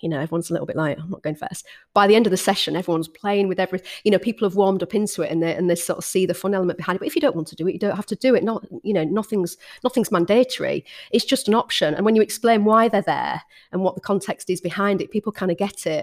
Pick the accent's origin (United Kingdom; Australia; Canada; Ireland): United Kingdom; Hull, Yorkshire and the Humber; moved back to Hull, my hometown